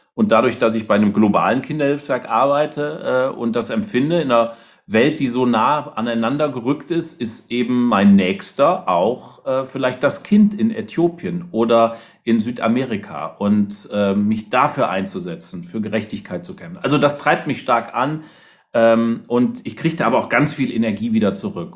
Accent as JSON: {"language": "German", "region": "Rhineland", "country": "Germany", "said": "Ich komme ja aus dem Rheinland"}